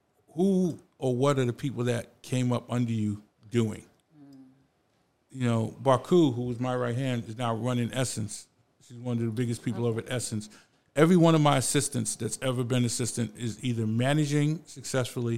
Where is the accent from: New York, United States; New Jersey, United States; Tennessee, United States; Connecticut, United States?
New York, United States; New York City; I literally grew up on Cedric where hip hop started